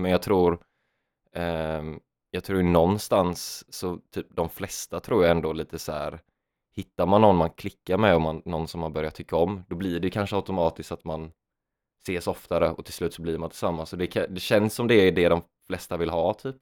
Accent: Jönköping, Jönköping County, Sweden; moved away; Jönköping där jag är ifrån.

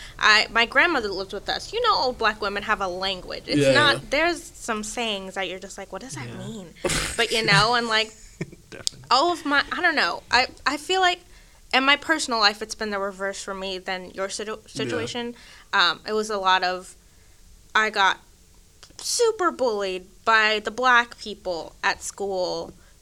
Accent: McKinney, Texas, United States; also born or lived in Sweden; I lived in Sweden, like, first through third grade, you know. I grew up in McKinney, which is 100% suburban. It's like an hour from Dallas.

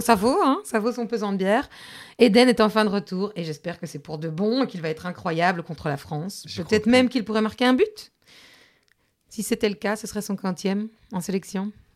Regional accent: Belgium; on est belge, non On kiffe le chocolat

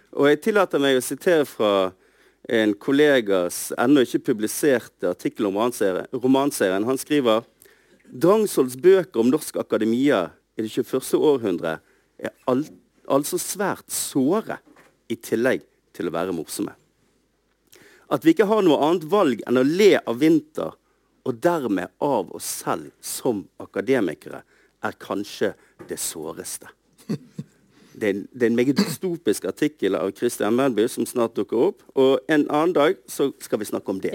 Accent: Bergen, Vestland, Norway; for meg som bergenser

